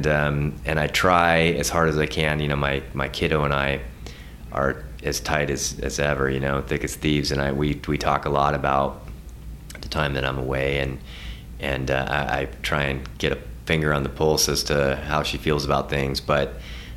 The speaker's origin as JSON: {"language": "English", "area": "north of Seattle", "region": "Washington", "country": "United States", "tie": "born or raised there", "also_born_or_lived": "Hawaii", "moved": "as an adult", "lives_now": "Montana, United States", "said": "I grew up north of Seattle"}